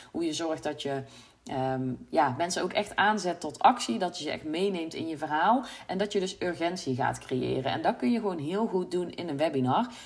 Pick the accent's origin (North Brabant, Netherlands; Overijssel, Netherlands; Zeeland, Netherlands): North Brabant, Netherlands; accent: Brabant; mensen horen dat ik uit Brabant kom